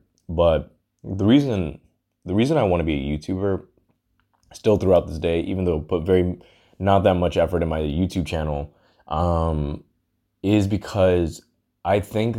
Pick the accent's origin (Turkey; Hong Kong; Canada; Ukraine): Hong Kong; moved away; also born or lived in London, United Kingdom / Texas, United States; I'm half Indian, half black, and I was born in London, raised in Hong Kong. And then I moved to Texas.